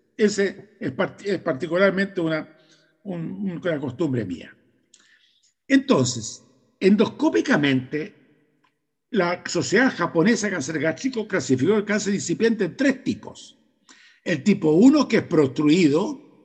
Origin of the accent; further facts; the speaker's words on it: Chile; En mi país, en Chile